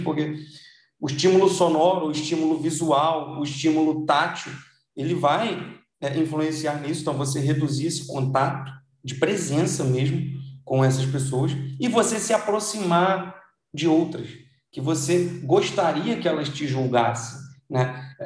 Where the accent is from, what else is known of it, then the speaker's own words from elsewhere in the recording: Brazil; a gente nasceu no Brasil